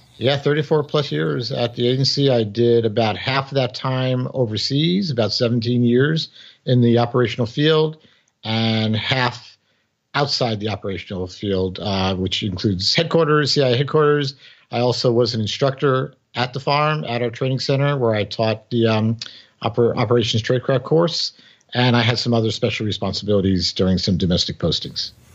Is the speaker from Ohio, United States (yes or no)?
no; New York City, New York, United States; born or raised there; first language English; moved away as an adult